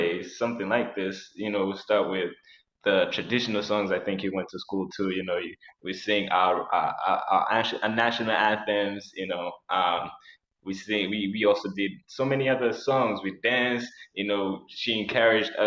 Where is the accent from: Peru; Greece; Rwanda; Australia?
Rwanda; Nyagatare District, Eastern Province; also born or lived in Kigali, Rwanda; I was born in Rwanda, but I was born in Kigali, but then I was raised in the rural area of Rwanda, a place called Tara. So right now I think it's called, it's in the Nyagatare district